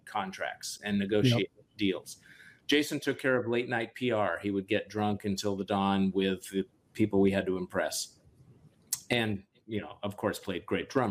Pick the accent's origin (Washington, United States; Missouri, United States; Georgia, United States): Washington, United States; Seattle; also born or lived in Boston / New York; I need to go back home. I need to go to Seattle. Yeah. And I went home and the joy of reconnecting with my hometown